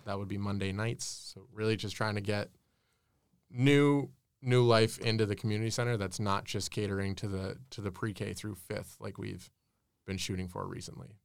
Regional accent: Keene, New Hampshire, United States; moved away as an adult; also born or lived in Lincoln, New Hampshire; now in Concord, United States; I was born and raised in Keene.

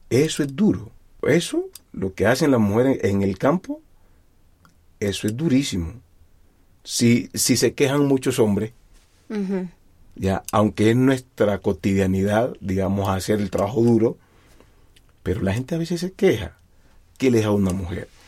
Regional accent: Timbiquí, Cauca, Colombia; now in Bogotá, Colombia; Desde que yo me vine de Timbiquí, siempre he querido transmitirle a la gente lo que yo siento musicalmente.

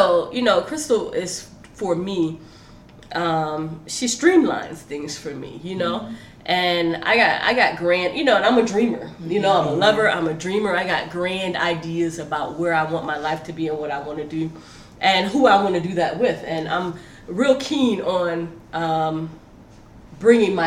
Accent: South Florida, United States; now in Seattle, United States; we're from South Florida

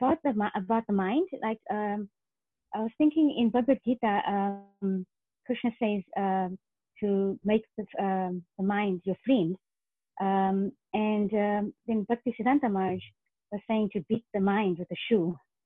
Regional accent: New Zealand; This is …. I'm from New Zealand.

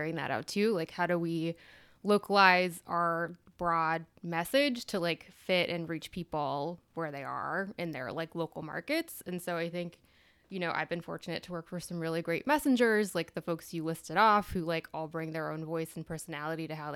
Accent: Texas, United States; moved away as an adult; also born or lived in El Paso / Wisconsin; now in Washington, D.C., United States; I'm a Texan, born and raised.

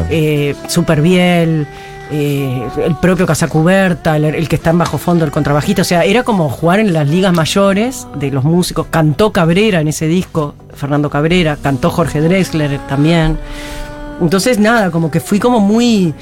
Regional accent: Paysandú, Uruguay; moved away; yo crecí en Paysandú. Soy

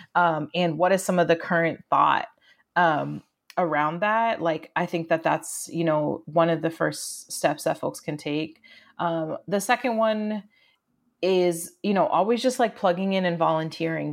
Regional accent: rural Maine, United States; moved away as an adult; also born or lived in Southern Florida / Amherst, Massachusetts; I was born in Southern Florida, grew up in rural Maine, escaped to college at UMass Amherst

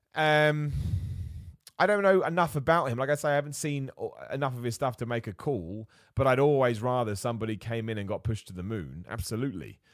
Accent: United Kingdom; As a British dude

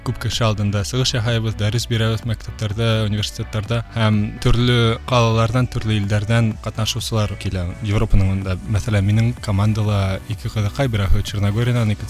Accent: Ufa, Bashkortostan, Russia; moved away as an adult; also born or lived in Moscow, Russia / Poland; now in Opole, Poland; Мин үҙем Өфөнән, Өфлә Рәми Ғарипов исемендәге гимназияны тәмамладым. шунан Мәскәүҙә Мәскәү дәүләт университетында уҡыным, бакалавриата хоҡуҡ факультетында һәм әлеге ваҡытта Польшала магистратурала эшҡыуарлыҡ э, йүнәлешендә уҡыйым.

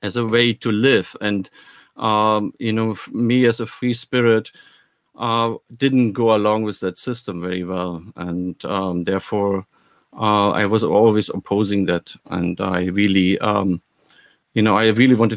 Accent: Germany; moved away; also born or lived in West Berlin; I'm coming actually from the East

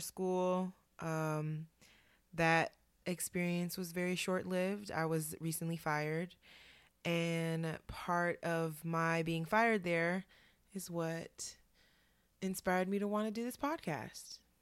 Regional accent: Oakland, California, United States; moved away as an adult; now in New York, United States; I hail from Oakland, California, but I've been living in New York for the past six years here in Harlem.

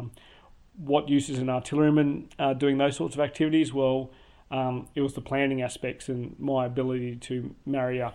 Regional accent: Tasmania, Australia; moved away as an adult; also born or lived in Townsville; now in Canberra, Australia; I come from Tasmania

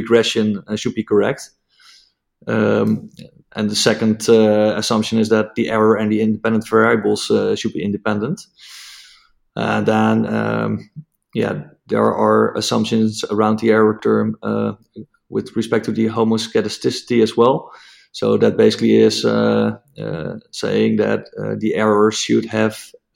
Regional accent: Netherlands; English is a second language; English is not my mother tongue. I'm Dutch

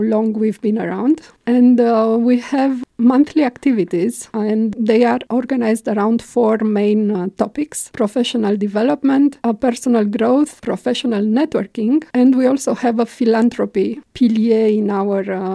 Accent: Romania; moved away as an adult; also born or lived in Belgium; now in Luxembourg; I'm coming from Romania

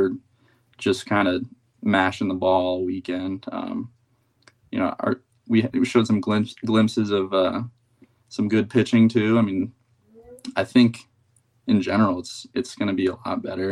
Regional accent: Sarasota, Florida, United States; also born or lived in Bradenton, Florida; I was born in Sarasota, and we've lived in Bradenton, Sarasota my whole life

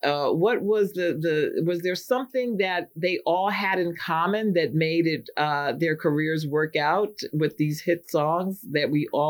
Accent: New York City, New York, United States; I'm from Manhattan, too.

